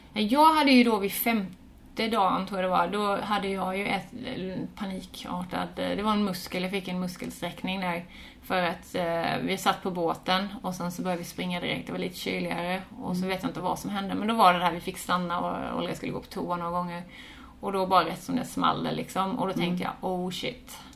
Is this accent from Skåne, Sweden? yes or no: yes; Båstad, Skåne, Sweden; moved away as an adult; also born or lived in Australia; Jag är från Båstad mm. från början, född mm. här och uppvuxen här, gått mm. skola och så.